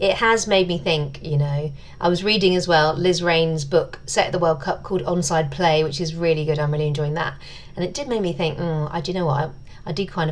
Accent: England, United Kingdom; I am English, but half English, half Irish.

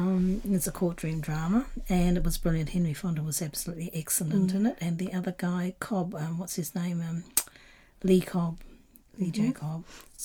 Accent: New Zealand; it was filmed in my hometown, New Zealand

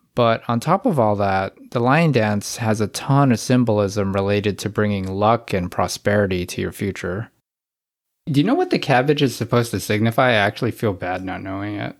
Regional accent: California, United States; now in Philadelphia, United States; growing up in California

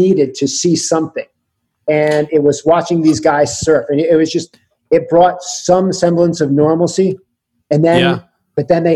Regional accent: Connecticut, United States; now in California, United States; I grew up in Connecticut

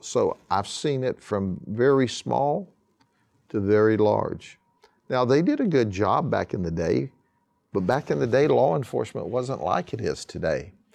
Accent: Lakeland, Florida, United States; I was born and raised in Polk County and specifically in Lakeland

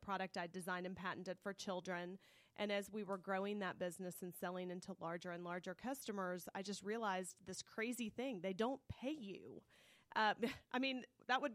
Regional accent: Clarkston, Georgia, United States; growing up in Clarkston, Georgia, our vacation was loading the station wagon

